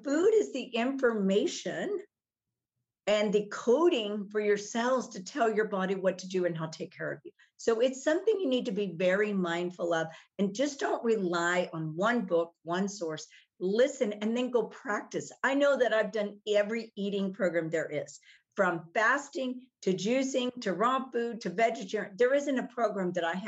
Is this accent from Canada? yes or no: no; Texas, United States; I grew up in Texas. We had a farm.